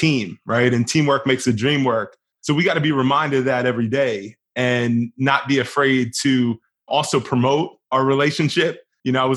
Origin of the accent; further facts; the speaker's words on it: Wilmington, Delaware, United States; So I'm from Wilmington, Delaware. I grew up in Wilmington.